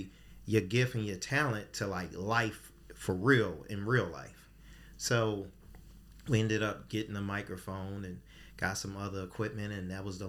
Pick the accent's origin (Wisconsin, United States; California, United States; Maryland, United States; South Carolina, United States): Maryland, United States; Baltimore; So I'm from East Baltimore.